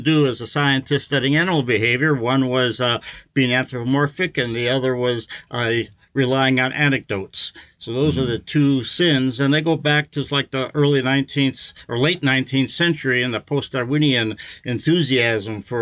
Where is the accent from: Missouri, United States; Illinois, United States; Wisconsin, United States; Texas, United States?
Wisconsin, United States; Milwaukee; I was raised in the Midwest, in Wisconsin